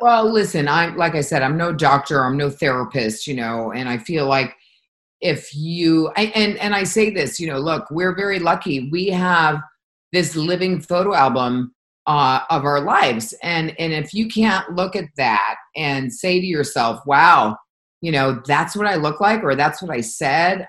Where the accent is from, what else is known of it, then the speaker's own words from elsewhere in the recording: Connecticut, United States; moved away; growing up in Connecticut